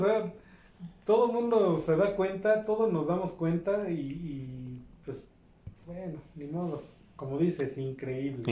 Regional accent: Mexico; como aficionados, como mexicanos

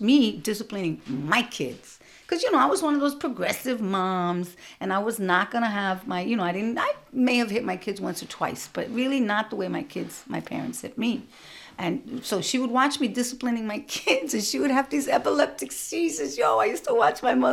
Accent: New York City, New York, United States; growing up in Brooklyn in the 60s and 70s

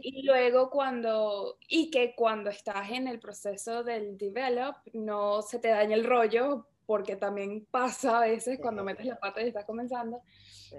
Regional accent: Caracas, Capital District, Venezuela; moved away; yo soy de Caracas, Venezuela. Eh, estu-, bueno, viví en Venezuela casi toda mi, toda mi infancia

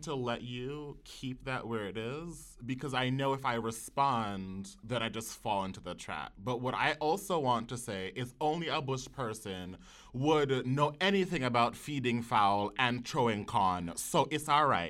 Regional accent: New York City, New York, United States; growing up in the Wakefield section of the Bronx

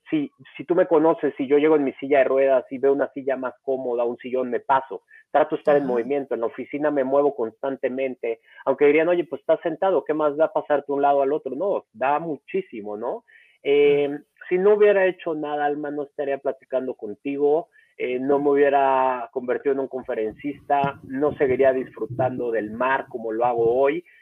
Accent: Acapulco, Guerrero, Mexico; moved away as an adult; also born or lived in Mexico City; yo nací en la Ciudad de México, tengo 38 años, nací en la Ciudad de México y a los dos años me fui a vivir a Acapulco por cosas de trabajo de mi papá. Ahí viví 16 años

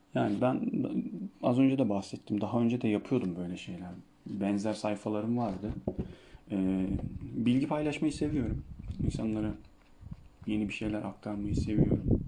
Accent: Çivril, Denizli, Turkey; Ama Trabzonlu değilim. Ben Denizliliyim. Denizli'nin Çivril ilçesinden.

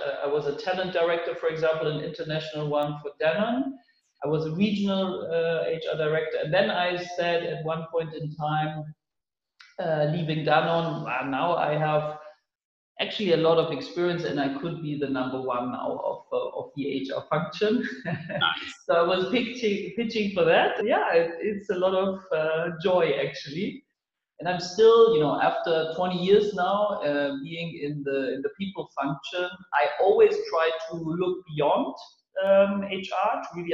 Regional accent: Munich, Bavaria, Germany; moved away as an adult; now in Berlin, Germany; I was born in Munich, that is in the south of Germany. And now I landed in Berlin

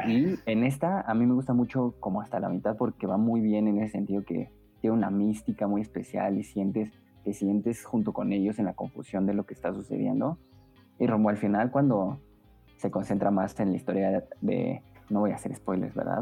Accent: Mexico; como mexicanos

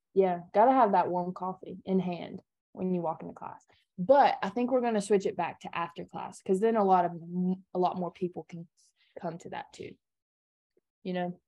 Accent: Kingsport, Tennessee, United States; I'm from Kingsport, Tennessee

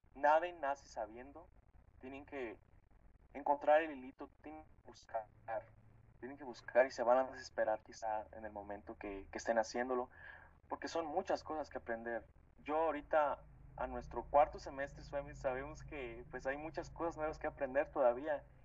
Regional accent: State of Mexico, Mexico; yo siempre digo que soy del municipio del estado, digo, del estado de México, del municipio de Lubianos. Pues este, es un pueblito de aquí

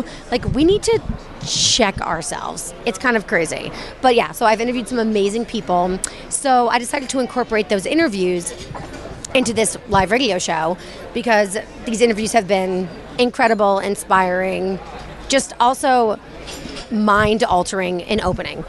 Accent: United States; I'm American

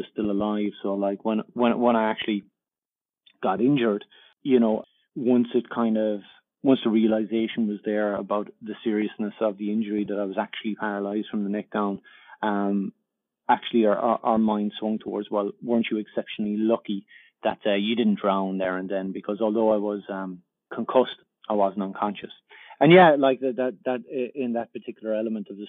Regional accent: Cork, Munster, Ireland; moved away as an adult; now in Australia; I'm originally from Cork, and we came out to Australia

